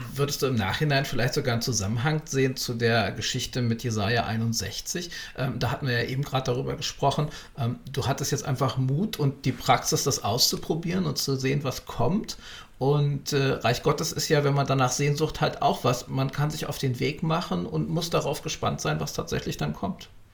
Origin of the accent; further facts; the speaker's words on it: Berlin, Germany; für mich als Urberliner